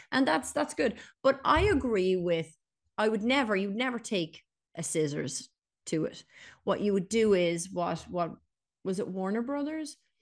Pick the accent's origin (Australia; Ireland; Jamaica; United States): Ireland